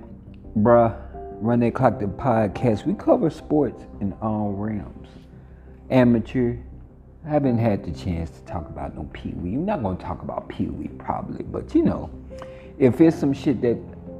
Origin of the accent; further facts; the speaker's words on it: Monroe, Louisiana, United States; moved away; Monroe, Louisiana, like I said, that's my heaven on earth. Regardless of how small it is, regardless of what we don't have and what we do have, I love my hometown to the fullest